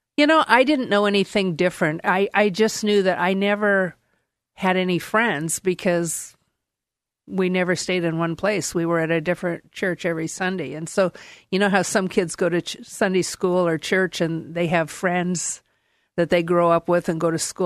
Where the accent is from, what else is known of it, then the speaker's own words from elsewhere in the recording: Portland, Oregon, United States; born and raised in Portland, Oregon